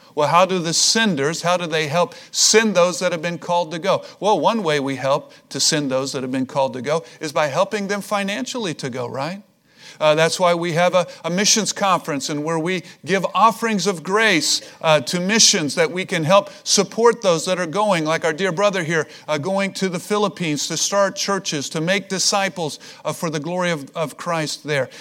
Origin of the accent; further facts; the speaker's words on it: Missouri, United States; I'm from Missouri. It's the show me state.